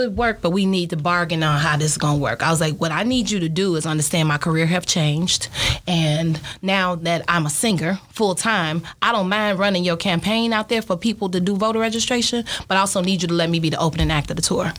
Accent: Chicago, Illinois, United States; also born or lived in Mississippi; I'm from Chicago

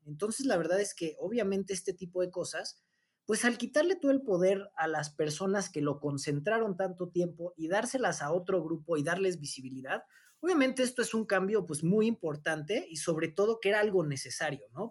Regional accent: Mexico; somos mexicanos y nos une la misma bandera

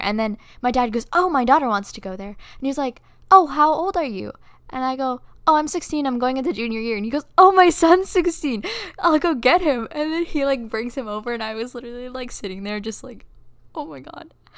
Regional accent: Philippines; moved away; I'm from the Philippines, and I have family back there

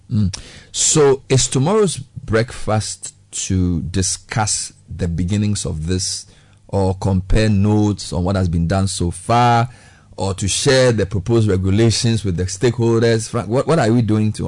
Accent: Ghana; As a Ghanaian

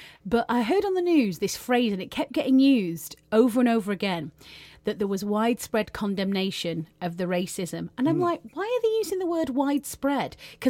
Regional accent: England, United Kingdom; we're all English.

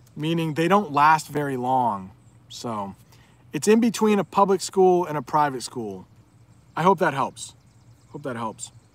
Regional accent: United States; So I now would probably say I am from the U S

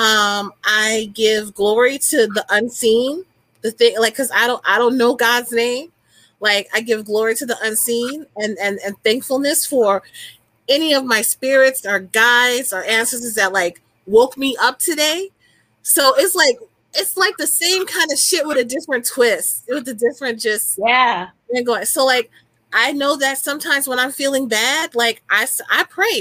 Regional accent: New Orleans, Louisiana, United States; I'm from New Orleans, so the root working is like natural to me

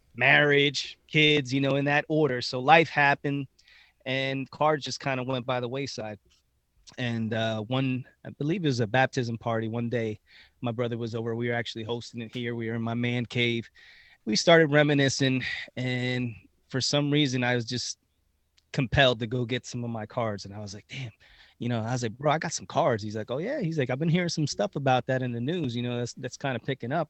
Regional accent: Reading, Pennsylvania, United States; we are actually uh, born in Reading, Pennsylvania

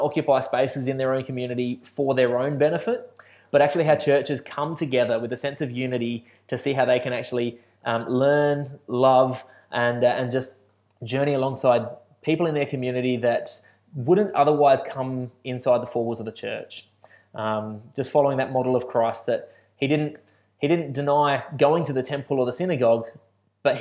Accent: Balaklava, South Australia, Australia; now in Adelaide, Australia; the country town I grew up in Balaclava

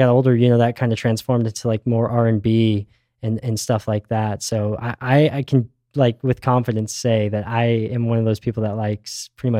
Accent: Phoenix, Arizona, United States; But I was born and raised here in Phoenix my entire life.

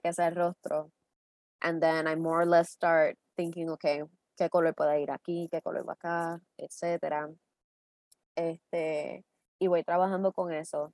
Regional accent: Puerto Rico; somos puertorriqueños

